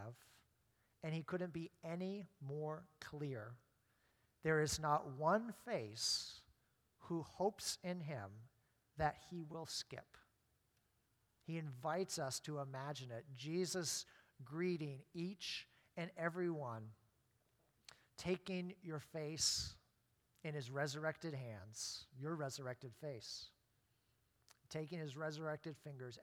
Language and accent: English; Maine, United States; growing up in Maine